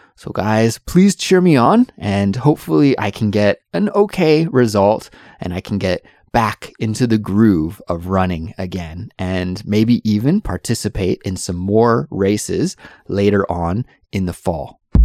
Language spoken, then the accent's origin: English; British Columbia, Canada; moved away as an adult; now in South Korea; I'm from Canada and I absolutely love the summer in Canada, especially in my home province, which is British Columbia in the western part of Canada.